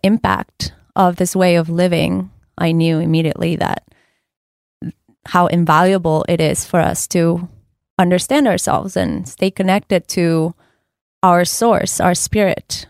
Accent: Ecuador; moved away; I am originally from Ecuador

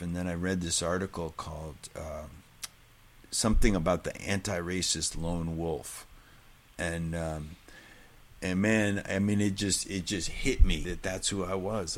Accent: New Hampshire, United States; I'm from New Hampshire

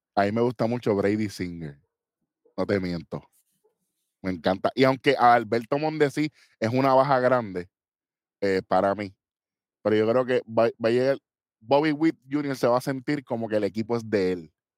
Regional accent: Puerto Rico; somos puertorriqueños.

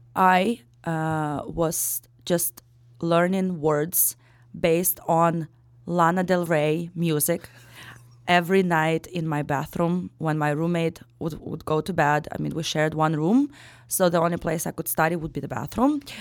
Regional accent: Ukraine; English is a second language; moved away as an adult; also born or lived in Daytona Beach, Florida; now in Chicago, United States; born and raised in Ukraine up till I turned, uh, eighteen

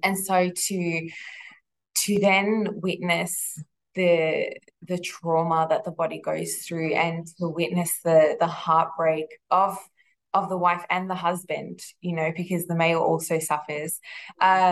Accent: Melbourne, Victoria, Australia; I grew up here in Melbourne. I've lived here my whole life

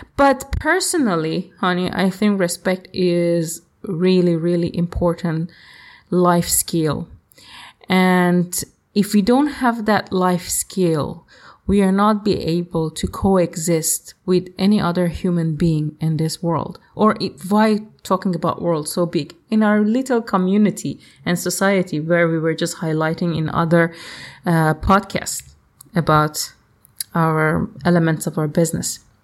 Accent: Iran; moved away; I am from Iran

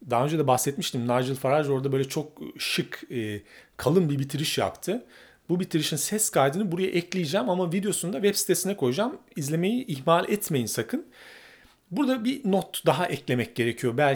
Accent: Turkey; ben bir Türk olarak Avrupa Birliği'ne girmek isterdim ama bir İngiliz olsaydım da Avrupa Birliği'nden çıkmak isterdim.

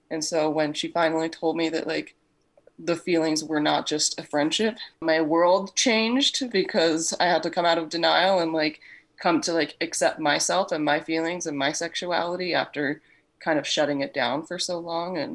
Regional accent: Australia; now in Canada; I'm originally from Australia, Michaela, and my accent has totally gone.

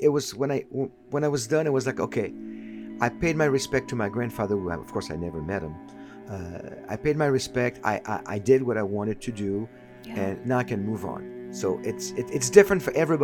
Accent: Paris, Île-de-France, France; the house that I grew up in, you know, I grew up in Paris

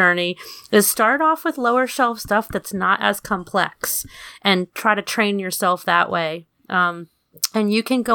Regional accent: New York City, New York, United States; my hometown, Queens

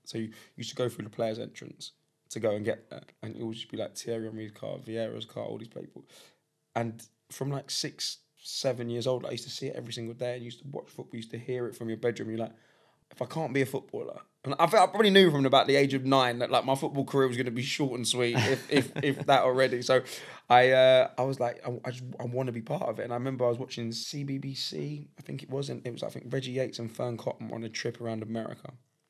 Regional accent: London, United Kingdom; I grew up in Highbury. So if you know, I grew up maybe 350 yards from the West Stand of Highbury, right? My school was in the shadow of the West Stand

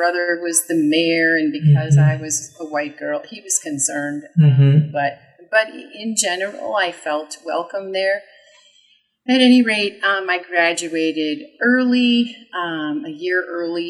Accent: Wisconsin, United States; I grew up in the Midwest, in Wisconsin on Lake Michigan

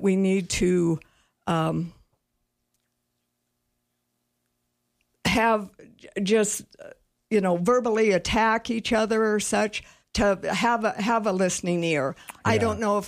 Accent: Cheyenne, Wyoming, United States; also born or lived in Casper, Wyoming; now in Sheridan, United States; I grew up in Cheyenne. Actually born in Casper, but we moved to Cheyenne, and that's where I was raised.

